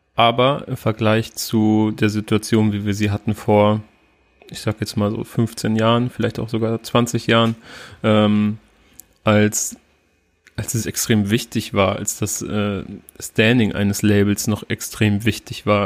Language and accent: German; near Oldenburg, Cloppenburg district, Lower Saxony, Germany; ich sage immer aus der Nähe von Oldenburg